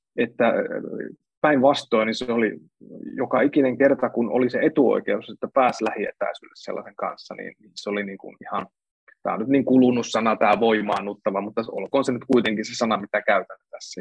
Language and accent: Finnish; Central Finland, Finland; now in Helsinki, Finland; Mä oon kotoisin Keski-Suomesta